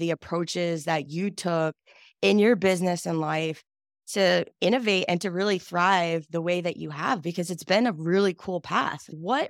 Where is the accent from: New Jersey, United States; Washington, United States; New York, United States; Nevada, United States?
New Jersey, United States; now in Nashville, United States; And I think also because we're both East Coasters, because I'm from Jersey, we're kind of neighbors.